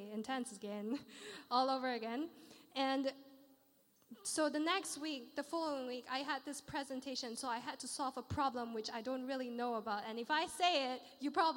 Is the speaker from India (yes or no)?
no; Malaysia; now in London, United Kingdom; I come from Malaysia